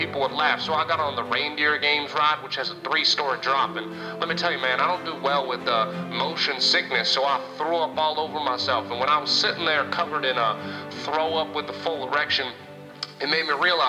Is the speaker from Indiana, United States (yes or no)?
yes; Santa Claus, Indiana, United States; I'm from Santa Claus, Indiana, where we have the proud theme park Holiday World and Splash and Safari, but it's broken up into four parts.